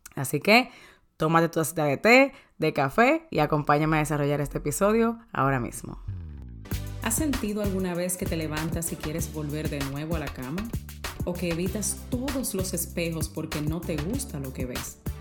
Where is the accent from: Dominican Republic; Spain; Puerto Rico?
Dominican Republic; soy dominicana